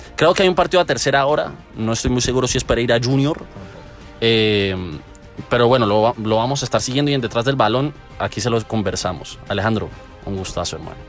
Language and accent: Spanish; Valle del Cauca, Colombia; Somos del Valle del Cauca